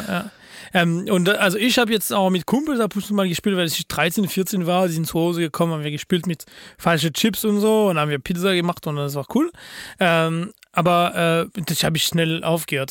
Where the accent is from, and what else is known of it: France; German is a second language